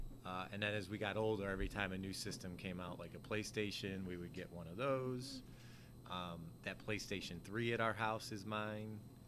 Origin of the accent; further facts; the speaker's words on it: Cleveland, Ohio, United States; I grew up in Cleveland, right by Lake Erie, in a little town called Collinwood.